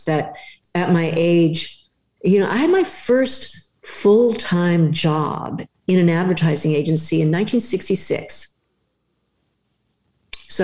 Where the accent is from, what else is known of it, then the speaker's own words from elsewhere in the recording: Pasadena, California, United States; I am actually from Pasadena